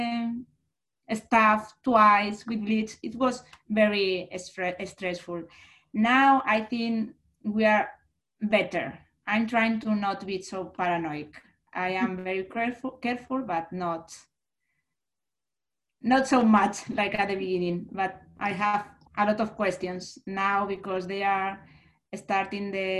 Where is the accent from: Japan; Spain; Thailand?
Spain; moved away as an adult; now in Austin, United States; I am from Spain